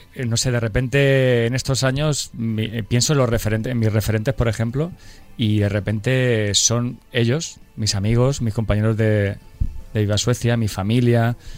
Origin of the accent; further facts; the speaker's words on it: Murcia, Region of Murcia, Spain; somos cuatro tíos de Murcia